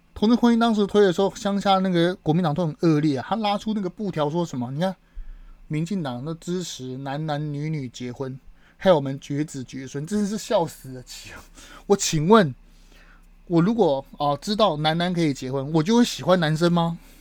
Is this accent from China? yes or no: no; Taiwan; 我身为台湾人